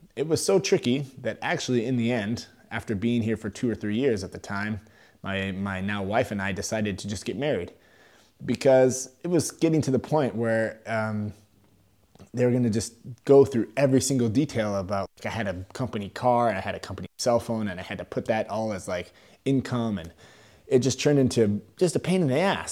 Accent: Sacramento, California, United States; moved away as an adult; now in Germany; I'm originally from California, uh, from Sacramento area

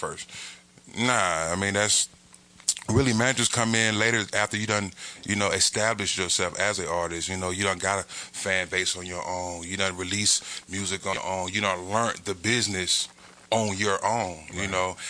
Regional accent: Atlanta, Georgia, United States; I'm from Atlanta

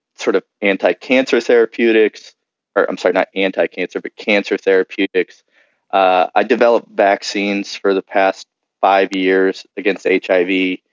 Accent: Kansas City, Missouri, United States; moved away as an adult; also born or lived in Nashville, Tennessee; now in San Diego, United States; I'm actually visiting my dad in where I grew up in Kansas City, Missouri

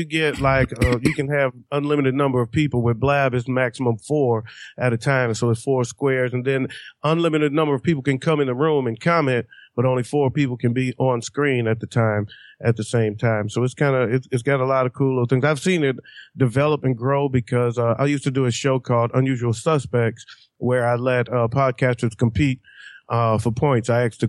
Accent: Detroit, Michigan, United States; Well, anyway, you know, I hail from

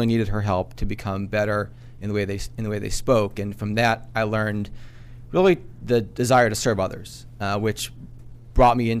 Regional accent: Framingham, Massachusetts, United States; Framingham, Mass

